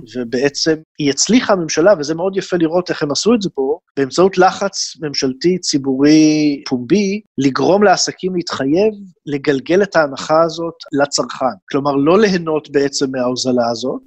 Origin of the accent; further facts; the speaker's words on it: Israel; now in Berlin, Germany; בתור ישראלי שגר בגרמניה